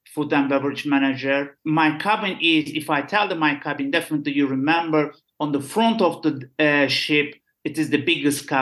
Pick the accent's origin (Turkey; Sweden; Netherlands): Turkey; Istanbul; English is a second language; I'm from Istanbul